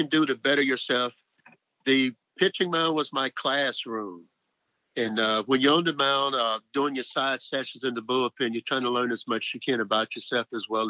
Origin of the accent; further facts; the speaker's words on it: Mansfield, Louisiana, United States; I'm from Mansfield, Louisiana.